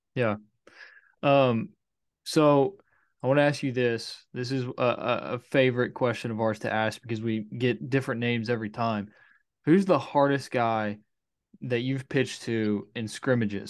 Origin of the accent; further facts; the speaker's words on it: Conway, Arkansas, United States; I'm from Conway